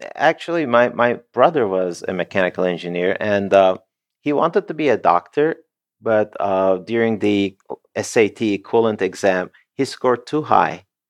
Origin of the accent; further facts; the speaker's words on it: Turkey; moved away as an adult; also born or lived in Canada / United States / Netherlands; I was born and raised in Turkey, and I, I was there until, um, twenty-eight, twenty-nine